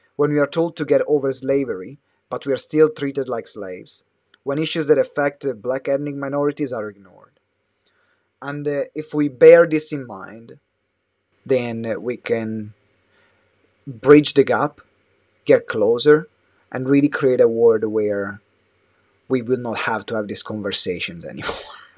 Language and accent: English; Italy; moved away as an adult; now in London, United Kingdom; I moved away from Italy